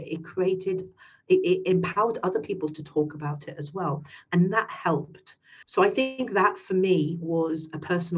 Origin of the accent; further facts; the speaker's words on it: United Kingdom; first language English; I'm a British Pakistani